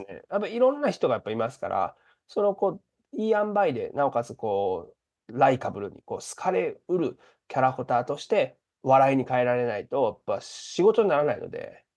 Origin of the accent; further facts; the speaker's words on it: Japan; moved away as an adult; now in Chicago, United States; 日本で生まれ育っている